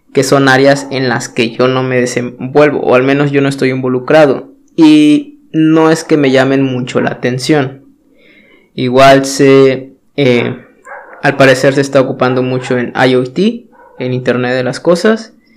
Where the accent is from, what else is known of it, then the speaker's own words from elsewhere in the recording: Mexico; yo soy de México